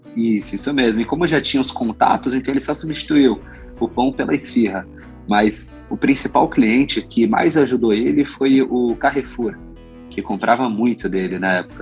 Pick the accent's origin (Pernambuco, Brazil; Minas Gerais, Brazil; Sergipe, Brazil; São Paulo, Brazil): São Paulo, Brazil; eu e meu irmão somos brasileiros, nascemos aqui